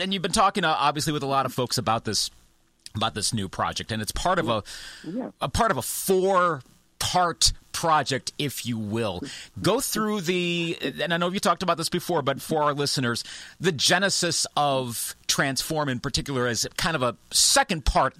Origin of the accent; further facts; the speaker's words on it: Eau Claire, Wisconsin, United States; also born or lived in Milwaukee area, Wisconsin / Grafton, Wisconsin; That was the day that my family moved from the Milwaukee area back to Eau Claire, Wisconsin. That's where I spent most of my early childhood and then moved back to Eau Claire, where I'm at now, back in 1986.